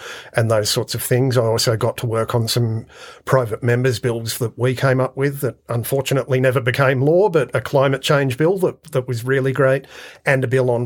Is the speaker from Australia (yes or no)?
yes; Penrith, New South Wales, Australia; moved away as an adult; also born or lived in Blue Mountains / Bathurst; now in Orange, Australia; I grew up in Western Sydney, in Penrith, and then in the Blue Mountains.